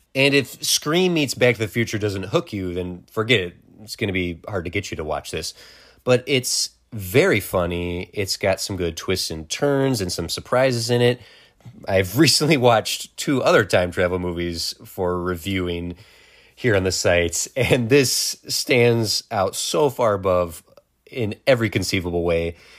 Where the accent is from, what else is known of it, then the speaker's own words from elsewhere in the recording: Wisconsin, United States; we grew up in Wisconsin